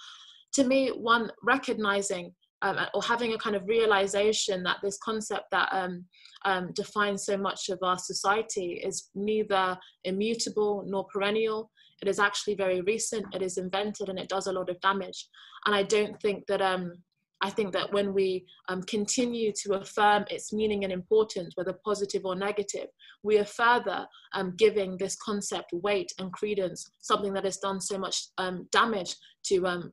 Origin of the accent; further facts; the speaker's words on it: United Kingdom; I identify largely as British. You know, I don't actually have Nigerian nationality. I wasn't born there. I don't speak the language, but I still recognize that that tradition within my heritage. So generally I say I'm British Nigerian